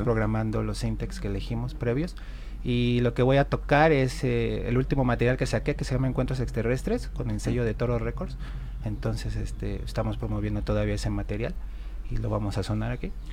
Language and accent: Spanish; Veracruz, Mexico; moved away; crecí de, chavito en Veracruz